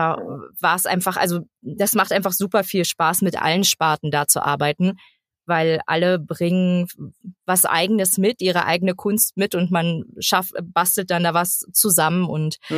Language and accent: German; Cottbus, Brandenburg, Germany; now in Berlin, Germany; bin gebürtige Cottbusserin, bin 30 Jahre, lebe jetzt aber in Berlin